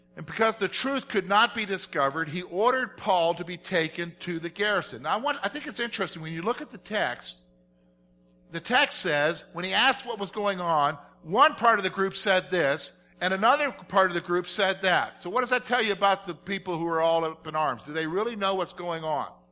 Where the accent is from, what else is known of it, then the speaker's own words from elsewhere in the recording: South Carolina, United States; I'm from South Carolina